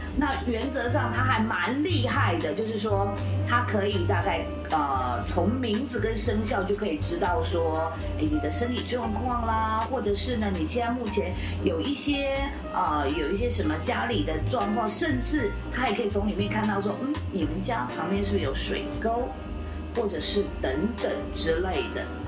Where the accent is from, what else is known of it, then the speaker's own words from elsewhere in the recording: Taiwan; 我们台湾